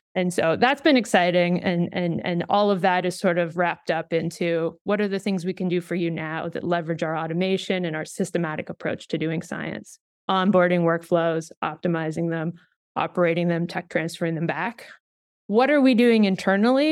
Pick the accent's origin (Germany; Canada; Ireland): Canada; moved away; I'm Canadian